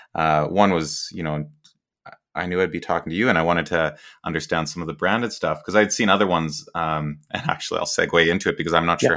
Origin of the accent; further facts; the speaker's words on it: Canada; I'm Canadian